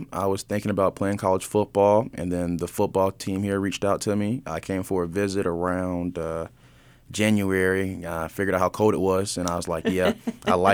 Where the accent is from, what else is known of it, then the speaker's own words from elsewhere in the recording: Fort Mill, South Carolina, United States; Fort Mill, South Carolina.